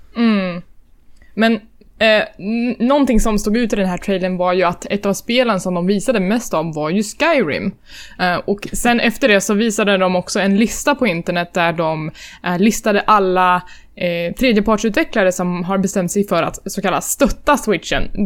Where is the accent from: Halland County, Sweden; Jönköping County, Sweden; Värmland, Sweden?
Värmland, Sweden; now in Stockholm, Sweden; när jag bodde hemma i Värmland